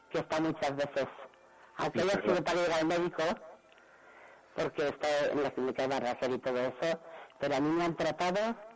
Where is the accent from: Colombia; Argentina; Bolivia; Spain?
Spain; Alicante, Valencian Community